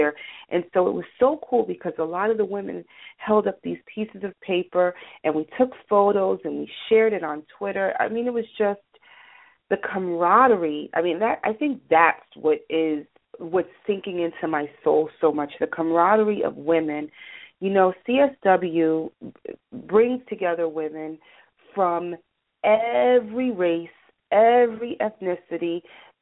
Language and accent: English; New York City, New York, United States; I was raised in New York City, you know, Greenwich Village